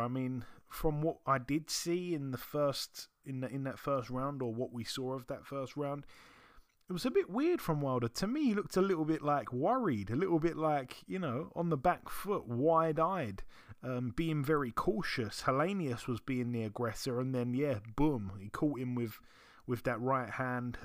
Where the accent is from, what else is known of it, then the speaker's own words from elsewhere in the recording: London, United Kingdom; I'm from London.